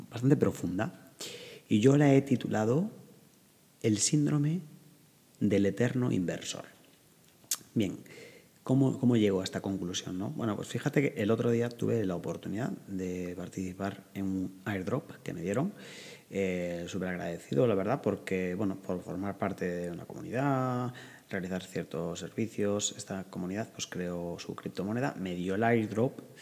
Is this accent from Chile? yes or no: no; northern Spain, Spain; yo que soy del norte de España